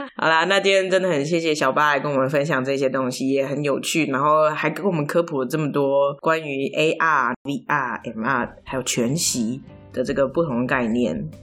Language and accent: Chinese; near Pingxi, New Taipei, Taiwan; moved away; 我老家在平西附近